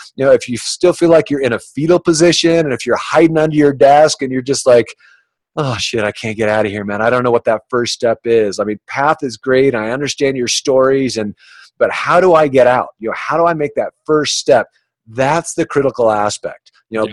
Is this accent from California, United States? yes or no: yes; Orange County, California, United States; also born or lived in Boulder, Colorado; growing up in Orange County, California, where it's just so materialistic.